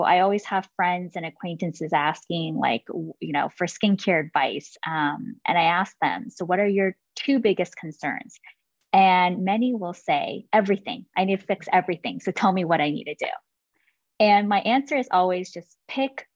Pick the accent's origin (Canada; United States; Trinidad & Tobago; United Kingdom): United States; California; I grew up in California